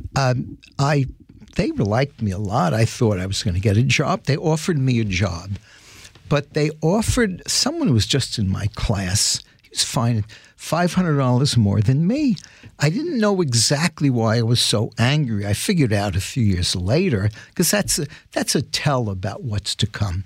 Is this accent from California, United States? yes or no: no; New York City, New York, United States; growing up in the Bronx